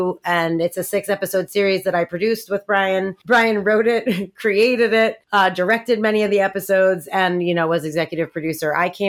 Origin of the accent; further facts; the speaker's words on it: New York, United States; moved away as an adult; now in Los Angeles, United States; I am originally from New York. I moved out to Los Angeles after I graduated college.